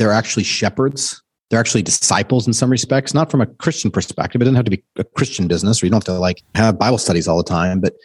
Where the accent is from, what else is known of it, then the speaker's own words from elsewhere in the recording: Southern California, United States; also born or lived in Steamboat Springs, Colorado; now in Dallas, United States; We grew up in Southern California